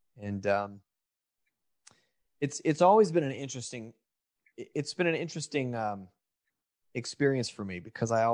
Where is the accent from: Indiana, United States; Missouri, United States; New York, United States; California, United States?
California, United States; Lodi; also born or lived in Los Angeles, California; I grew up in that town and left and moved to LA to make it big when I was about 18, 19